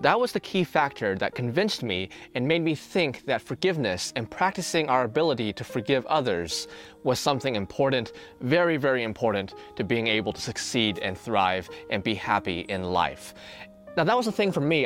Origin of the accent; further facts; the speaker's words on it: American Bible Belt, United States; I grew up in the American Bible Belt